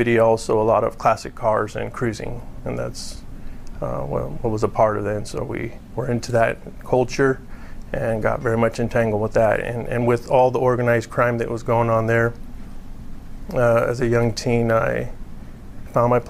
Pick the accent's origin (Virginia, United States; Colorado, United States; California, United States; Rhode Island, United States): California, United States; I grew up in California